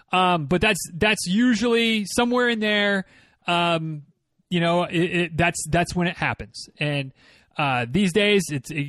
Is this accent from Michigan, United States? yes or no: yes; Michigan, United States; now in Florida, United States; I grew up, as many of you know, I grew up in Northern Michigan.